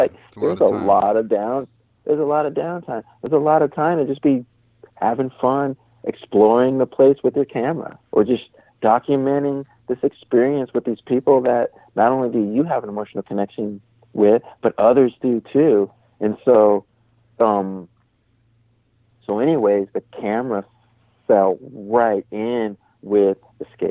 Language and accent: English; San Jose, California, United States; I grew up in San Jose, California